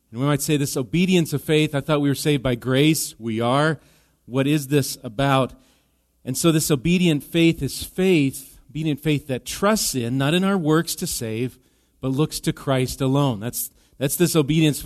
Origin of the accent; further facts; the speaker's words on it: Wisconsin, United States; now in Minnesota, United States; Wisconsin cheese. That's my home state.